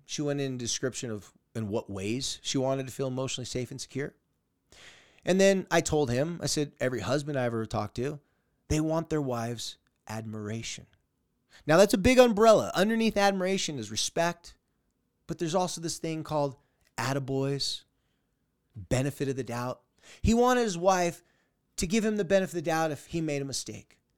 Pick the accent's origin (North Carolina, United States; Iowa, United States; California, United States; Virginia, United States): California, United States; San Diego; my hometown and my area in San Diego, California